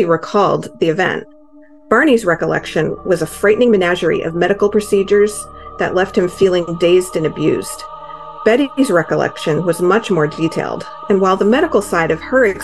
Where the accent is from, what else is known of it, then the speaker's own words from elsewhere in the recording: Derry, New Hampshire, United States; my hometown of Derry, New Hampshire.